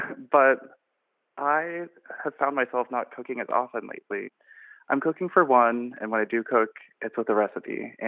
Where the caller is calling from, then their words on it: Orlando, Florida, United States; I'm calling from hot and humid Orlando, Florida.